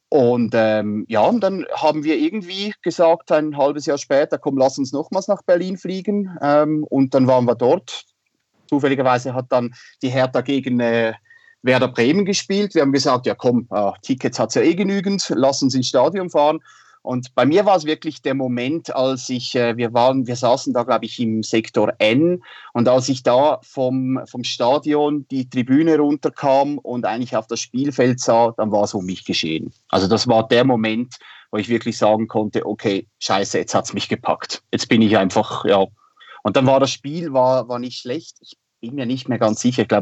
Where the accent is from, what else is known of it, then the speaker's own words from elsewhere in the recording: Winterthur, Zurich, Switzerland; aufgewachsen und äh, ja, groß geworden bin ich in Winterthur. Das ist eine Stadt in der Nähe von Zürich. Wie man äh, gut hören kann, ich bin Waschechter Schweizer.